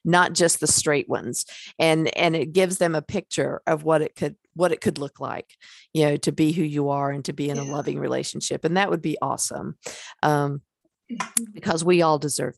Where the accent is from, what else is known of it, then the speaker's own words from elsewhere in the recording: North Carolina, United States; I'm from North Carolina